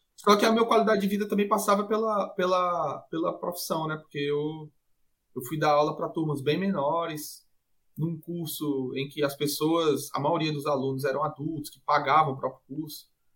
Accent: Fortaleza, Ceará, Brazil; also born or lived in Medellín, Colombia / Portugal; eu sou de Fortaleza e sou tradutor

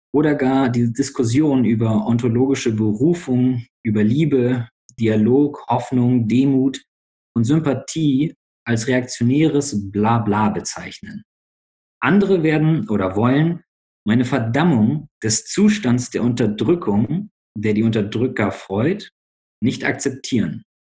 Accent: Bremen, Germany; now in Berlin, Germany; ich komme eigentlich aus Bremen, wohne jetzt gerade in Berlin

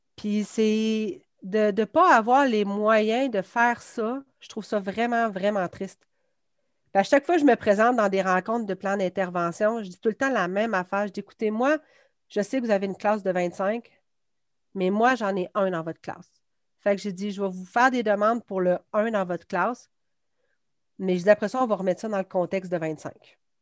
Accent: Quebec City, Quebec, Canada; je viens de Beauport. Ben, anciennement, c'était Beauport, maintenant, c'est Québec. Donc, j'ai fait euh, mon primaire à Marie-Renoir, puis j'ai fait mon secondaire à Samuel de Champlain

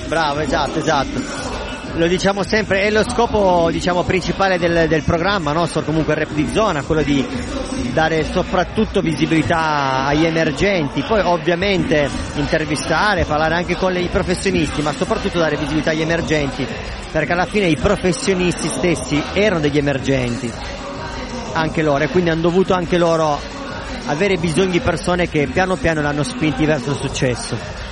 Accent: Bra, Piedmont, Italy; moved away; also born or lived in England / United States; Da Bra

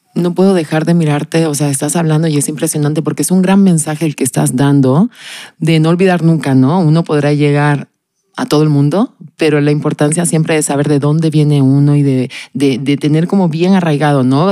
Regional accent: Canary Islands, Spain; yo soy canaria y lo digo con mucho orgullo

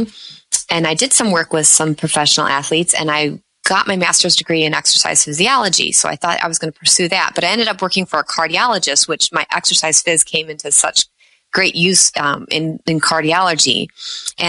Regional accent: Chicago, Illinois, United States; I grew up in the Chicago area.

